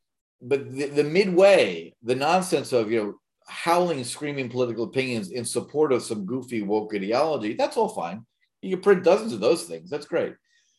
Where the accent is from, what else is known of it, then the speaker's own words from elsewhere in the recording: New York, United States; I grew up in New York